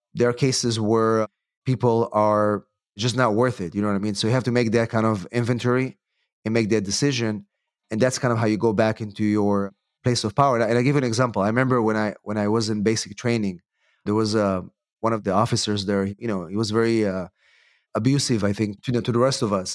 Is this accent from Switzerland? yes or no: no; Israel; moved away as an adult; also born or lived in England; now in United States; I'm originally from Israel, actually. I came to the United States to, uh, to go to law school